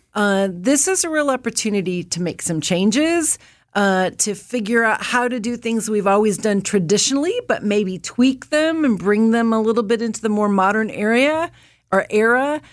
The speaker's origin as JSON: {"language": "English", "area": "Indiana and Illinois", "region": "Midwest", "country": "United States", "said": "I'm a Midwesterner from Indiana and Illinois"}